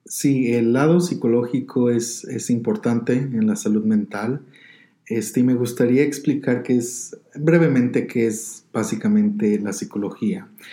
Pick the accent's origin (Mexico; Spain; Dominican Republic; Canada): Mexico; Guanajuato; also born or lived in Colorado, United States; now in Denver, United States; yo nací y fui criado en el estado de Guanajuato, en México, y después en el 2003 me vine a Colorado